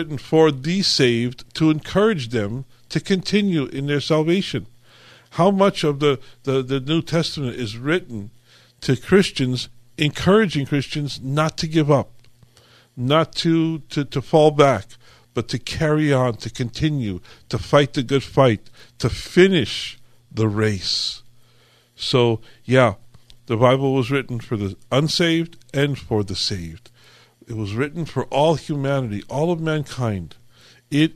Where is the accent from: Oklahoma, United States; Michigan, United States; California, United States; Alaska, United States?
California, United States; I was born and raised here in California. I've been here all my life